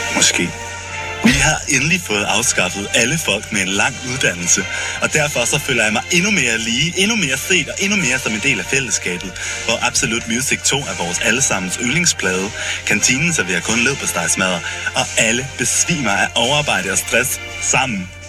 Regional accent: Skive, Central Denmark Region, Denmark; now in Copenhagen, Denmark; jeg er fra Skive og boet der mange år

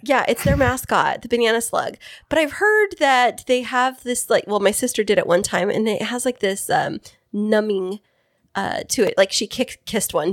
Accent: Fresno, California, United States; now in East County, San Diego area, United States; I'm from Central California

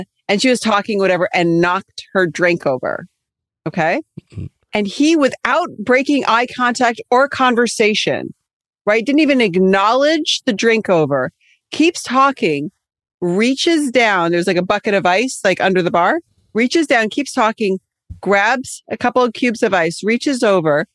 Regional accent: Cyprus; moved away; growing up in Cyprus

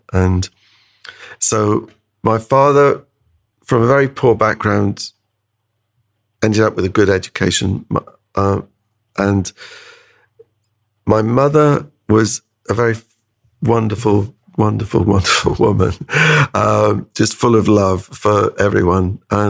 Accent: High Wycombe, South East England, United Kingdom; also born or lived in Canada; I mean, we came back from Canada to High Wycombe, and you know, I had no friends. I had to leave all everything I was had going there.

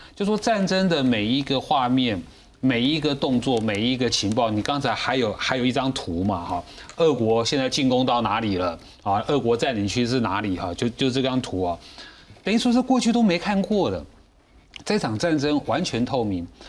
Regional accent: Taiwan; 是我们台湾人民自动自发的

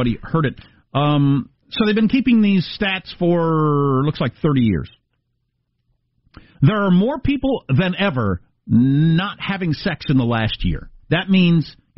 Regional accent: Midwest, United States; moved away as an adult; also born or lived in East Coast / California; growing up in the Midwest

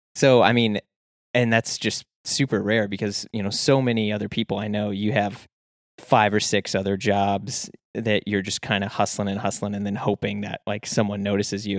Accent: St. Louis, Missouri, United States; I'm from Saint Louis, Missouri

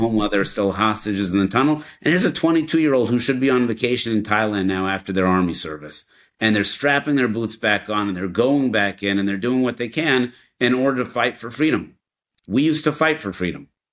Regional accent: Denver, Colorado, United States; I grew up in Denver, Colorado

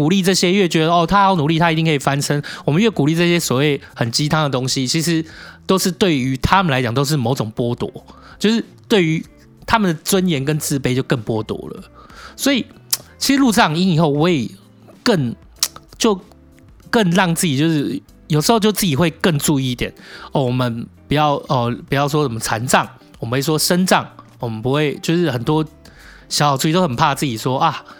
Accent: Taipei, Taiwan; 哦，所以那时候你觉得我是台北人的礼貌？

